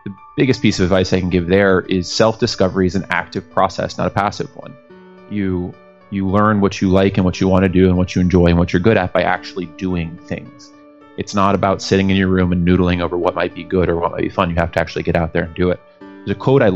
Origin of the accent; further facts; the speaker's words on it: Tampa, Florida, United States; we grew up in Central Florida in Tampa